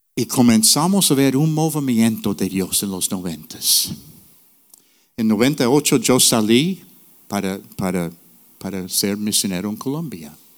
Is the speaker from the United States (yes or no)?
yes; North New Jersey, United States; Spanish is a second language; moved away; also born or lived in Puerto Rico; Yo nací en Nueva Jersey, North New Jersey, in the ghetto.